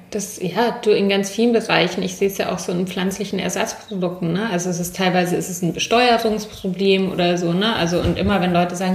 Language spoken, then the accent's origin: German; Munich, Bavaria, Germany; ich bin ja in München aufgewachsen